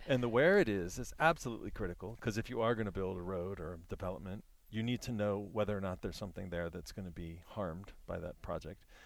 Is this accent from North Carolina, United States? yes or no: no; Virginia, United States; I'm from Virginia